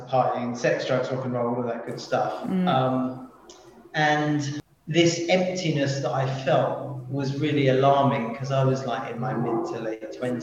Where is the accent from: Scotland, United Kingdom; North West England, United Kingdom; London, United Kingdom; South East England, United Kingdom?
London, United Kingdom; I'm a Londoner